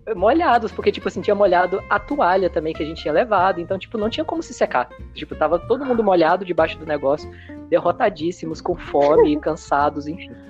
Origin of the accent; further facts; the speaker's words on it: Minas Gerais, Brazil; eu sou de Minas Gerais, então Minas Gerais, terra da cachoeira